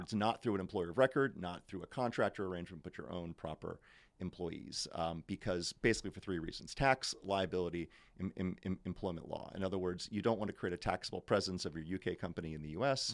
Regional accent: United States; moved away as an adult; now in London, United Kingdom; as an American coming into the U K

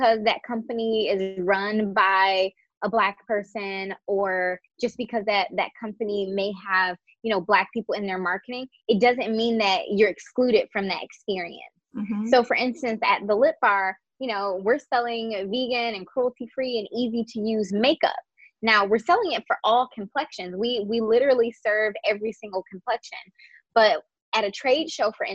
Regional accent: United States; for the average Black person, we are just American.

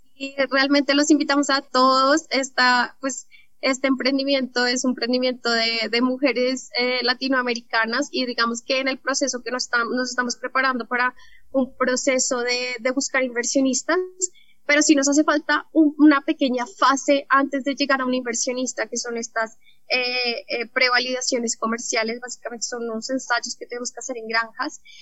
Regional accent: Colombia; porque vivimos acá, somos colombianas

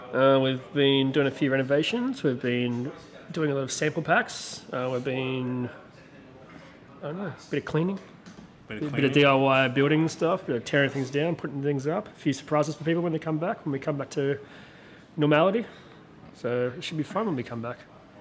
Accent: Newcastle, New South Wales, Australia; I'm from Newcastle, so I grew up in Charlestown and born and bred

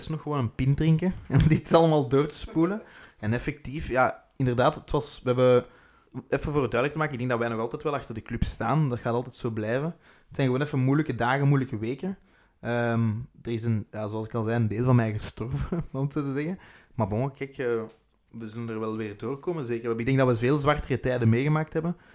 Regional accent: Ghent, East Flanders, Belgium; accent: Ghent; Dat is … die mijn Gens accent ja, we

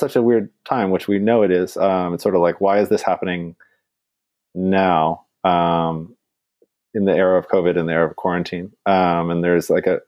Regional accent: Portland, Oregon, United States; now in East Coast, United States; to be on the East Coast and to have my hometown in the national news

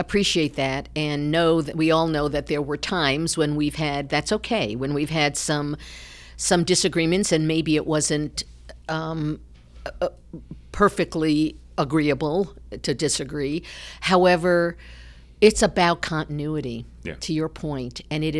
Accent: New York, United States; now in Ohio, United States; I'm from New York. Didn't have a love for sports when I was growing up, came to Ohio and still didn't, you know, have a connection.

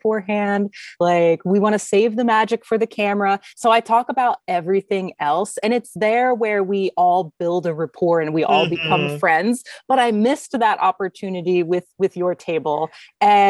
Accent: United States; also born or lived in Germany; being an American, living in Germany

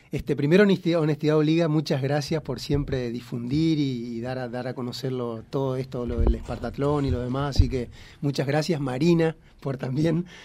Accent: Argentina; estamos dentro de la, de la Legión Argentina, que somos 10 argentinos que, fuimos convocados para esta nueva edición.

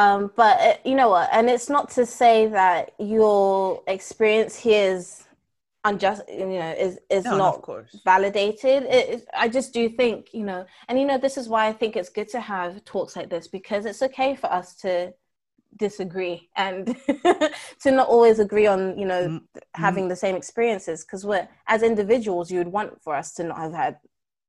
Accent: United Kingdom; I will proudly, in some ways, say that I am a British citizen, because it is the majority of the culture that I've lived in for the majority of my life.

